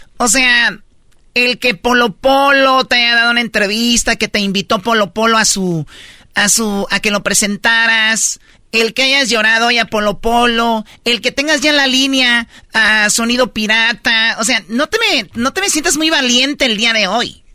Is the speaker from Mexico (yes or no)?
yes; Michoacán, Mexico; yo soy de Michoacán.